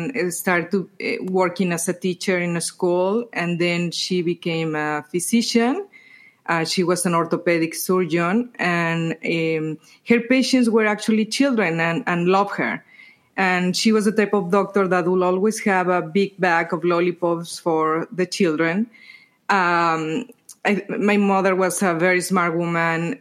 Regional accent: Mexico; moved away as an adult; also born or lived in Spain; growing up in Mexico

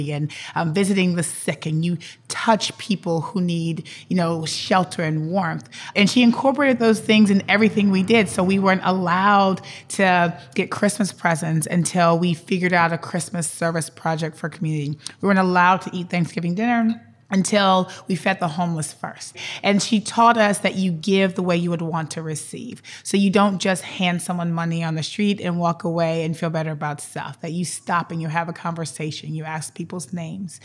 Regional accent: New Orleans, Louisiana, United States; moved away as an adult; also born or lived in Minnesota; I am born and raised in New Orleans, Louisiana

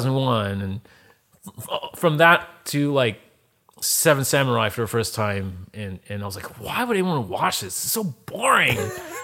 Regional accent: East Coast, United States; also born or lived in Baltimore, Maryland; I'm the son of Asian immigrants. I grew up in the East Coast, in Jersey, Philly, New York, all around there, and went to school in Baltimore. Balmer, as the locals say over there.

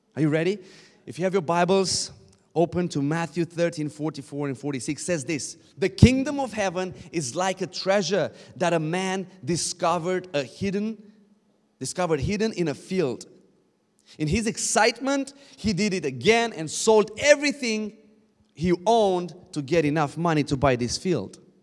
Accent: Romania; I'm coming from Romania. Um, we shout a lot

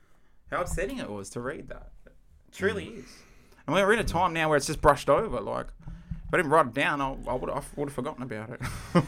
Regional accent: Australia; being Australian

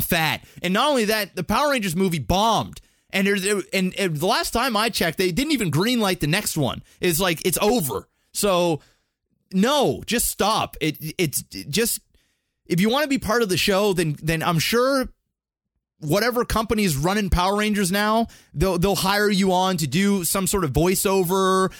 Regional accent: Canada; we're Canadian

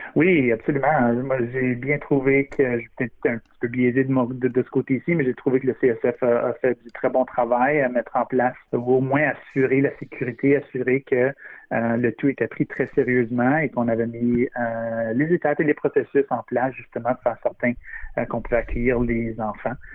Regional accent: Ontario, Canada; now in Vancouver, Canada; je viens originellement de l'Ontario

